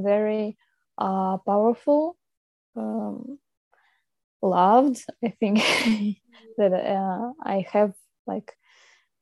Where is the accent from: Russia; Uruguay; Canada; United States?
Russia; moved away; I come from Russia.